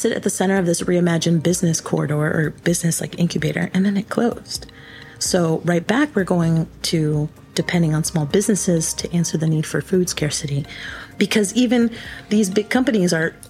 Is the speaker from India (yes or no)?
no; Guatemala; now in United States; So I'm from Guatemala, and there's a handful.